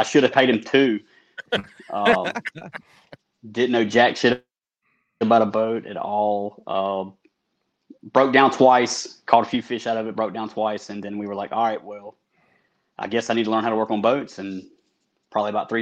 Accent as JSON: {"language": "English", "town": "Greenwood", "region": "South Carolina", "country": "United States", "tie": "born or raised there", "said": "I was born and raised in Greenwood, South Carolina. Been here all my life until I went to the military, swore I'd never come back, and then I did."}